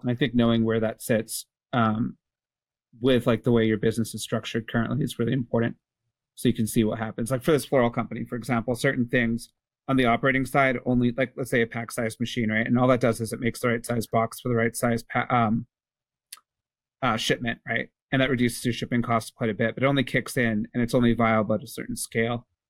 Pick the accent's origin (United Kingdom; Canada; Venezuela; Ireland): Canada; I'm Canadian